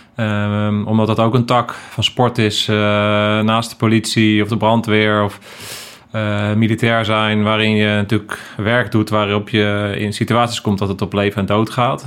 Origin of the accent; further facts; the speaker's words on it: The Hague, South Holland, Netherlands; ik ben zelf ook Hagenees